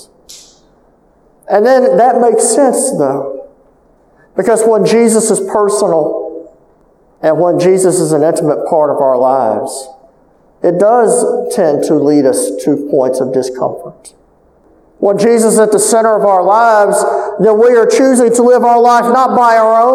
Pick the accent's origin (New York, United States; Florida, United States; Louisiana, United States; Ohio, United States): Louisiana, United States; Calcasieu Parish; I'm from Calcasieu Parish